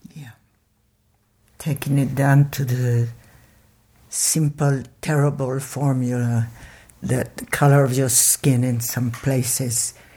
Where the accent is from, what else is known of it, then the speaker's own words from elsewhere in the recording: Paris, Île-de-France, France; moved away; at the time where I grew up in Paris, which was in the fifties